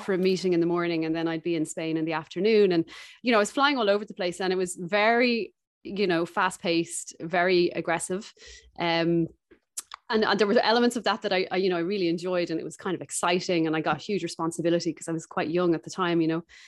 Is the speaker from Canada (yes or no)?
no; Dublin, Leinster, Ireland; moved away as an adult; also born or lived in South America; I'm from Dublin originally